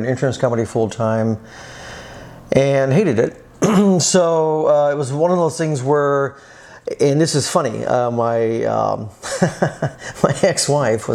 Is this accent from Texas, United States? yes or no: yes; South Texas, United States; moved away as an adult; also born or lived in Austin, Texas; now in Los Angeles, United States; I'm from Texas, originally South Texas. I grew up on a farm.